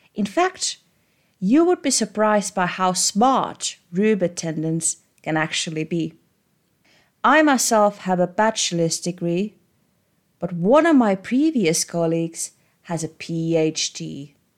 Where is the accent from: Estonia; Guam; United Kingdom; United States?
Estonia; Growing up in Estonia